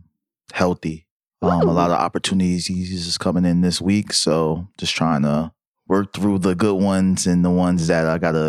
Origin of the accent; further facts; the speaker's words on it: New York, United States; I'm from New York